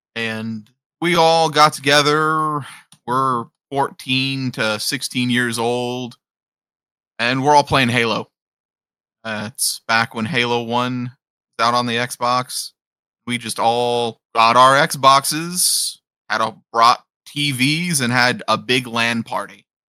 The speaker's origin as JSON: {"language": "English", "region": "Appalachia", "country": "United States", "said": "I'm an Appalachian boy"}